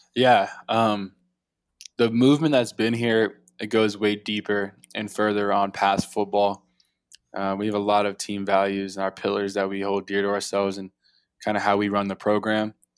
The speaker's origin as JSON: {"language": "English", "town": "Atlanta", "region": "Georgia", "country": "United States", "said": "I'm from South Atlanta area"}